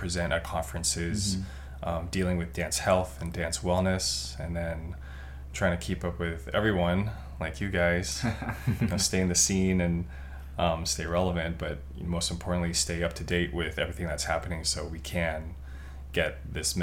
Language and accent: English; Taipei, Taiwan; moved away as an adult; now in Southern California, United States; I'm originally from Taipei, Taiwan. I started breaking when I was in high school there